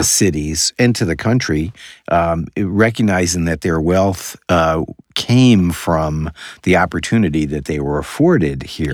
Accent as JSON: {"language": "English", "town": "New York City", "region": "New York", "country": "United States", "tie": "born or raised there", "moved": "yes", "said": "I was born in New York City."}